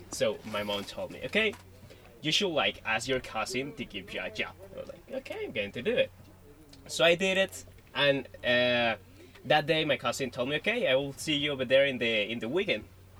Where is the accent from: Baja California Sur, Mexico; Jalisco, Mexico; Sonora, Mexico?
Baja California Sur, Mexico; La Paz; I'm from La Paz, Baja California, Sur, Mexico.